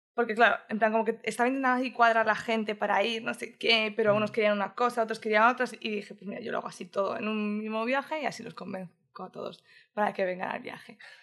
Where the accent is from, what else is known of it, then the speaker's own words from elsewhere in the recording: Madrid, Community of Madrid, Spain; moved away as an adult; also born or lived in Barcelona; now in Brisbane, Australia; yo nací en Madrid. O sea, que realmente sí que soy ah, madrileña